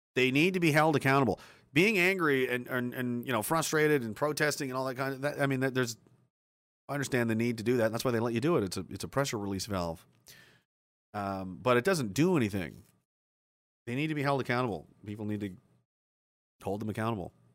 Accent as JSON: {"language": "English", "country": "Canada", "said": "we're Canadian soldiers"}